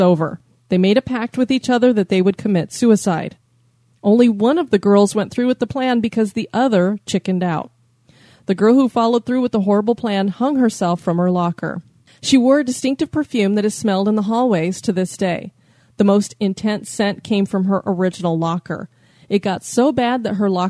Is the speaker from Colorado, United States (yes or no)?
yes; Colorado, United States; we come from Colorado, where Columbine kind of started all this